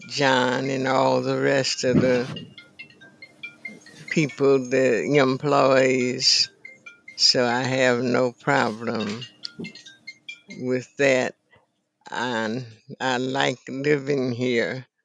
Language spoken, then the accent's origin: English; Carson Lake, Arkansas, United States; moved away as an adult; Carson Lake, Arkansas, in Deckerville, oh. Arkansas.